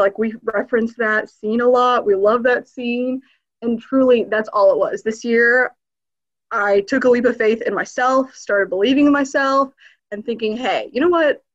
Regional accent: northern Kentucky, United States; also born or lived in Berlin, Germany / Sarajevo, Bosnia and Herzegovina; we moved into the US in the late 90s, like a lot of us. Um, and we settled here in northern Kentucky

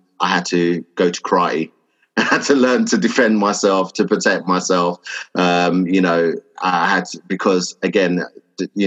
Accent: London, United Kingdom; also born or lived in Enfield; I was born and raised in Hackney in Stoke Newington, and so it was predominantly a black area

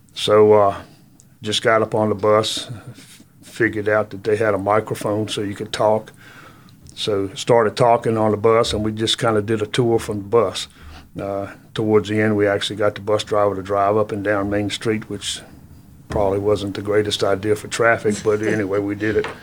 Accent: Halifax County, Virginia, United States; moved away as an adult; also born or lived in Lynchburg, Virginia; now in Jonesborough, United States; I was born in Virginia, born in Halifax County, Virginia

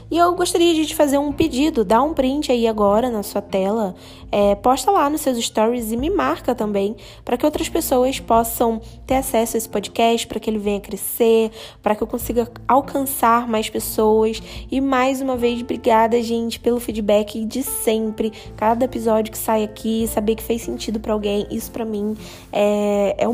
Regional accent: Rio de Janeiro, Brazil; now in Indaiatuba, Brazil; Então, eu venho do Rio de Janeiro, eu morava no Rio, né?

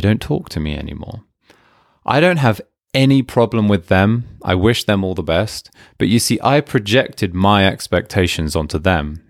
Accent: United Kingdom; I'm British

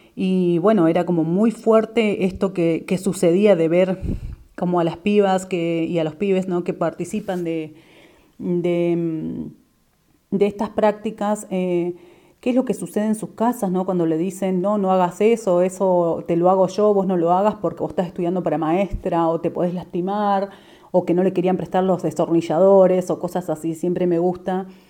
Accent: Neuquén, Argentina; soy de Neuquén

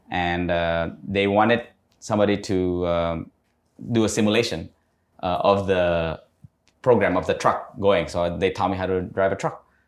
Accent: Indonesia; also born or lived in United States; saya besar di dekat Cibubur.

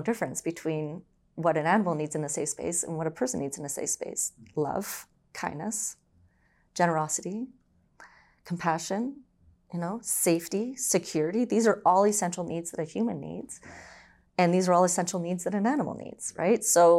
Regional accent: Brampton, Ontario, Canada; also born or lived in Orangeville; I was born and raised in Ontario. So I was born in Orangeville. And then eventually we moved to Brampton.

